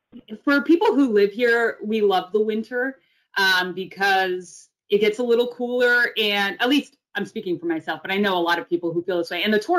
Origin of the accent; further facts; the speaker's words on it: Cambridge, Massachusetts, United States; now in Los Angeles, United States; Yeah, so I'm originally from Boston. I'm a Cambridge girl, born and raised, and I moved to Los Angeles about 3 or 4 years ago, so I'm pretty new Angeleno.